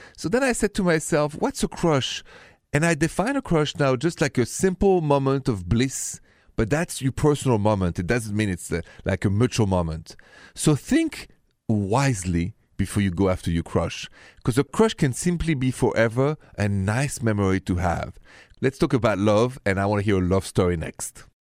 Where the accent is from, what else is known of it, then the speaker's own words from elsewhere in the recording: Paris, Île-de-France, France; accent: thick French; English is a second language; moved away; Paris, France, where I and my thick accent are from